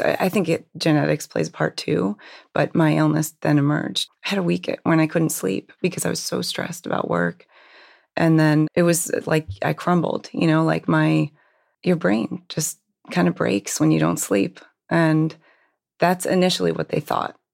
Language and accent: English; Hershey, Pennsylvania, United States; I actually grew up in Hershey, Pennsylvania